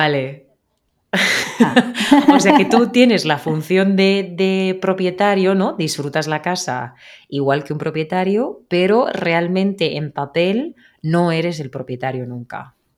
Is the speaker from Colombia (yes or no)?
no; Spain; de España